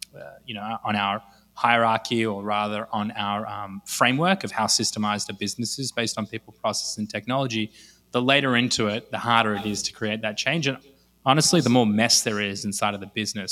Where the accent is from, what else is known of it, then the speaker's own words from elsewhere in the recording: Australia; accent: Australian; moved away as an adult; also born or lived in Los Angeles, United States; now in Israel; I grew up in Australia, actually lived in Los Angeles for three years in between